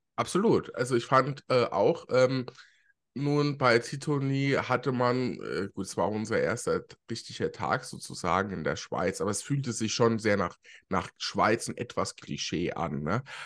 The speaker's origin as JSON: {"language": "German", "country": "Germany", "said": "bei uns in Deutschland"}